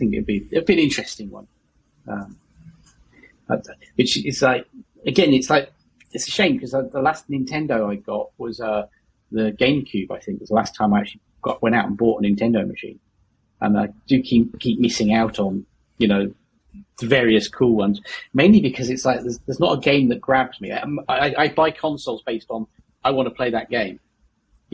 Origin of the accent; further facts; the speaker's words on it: Yorkshire and the Humber, United Kingdom; I'm from Yorkshire.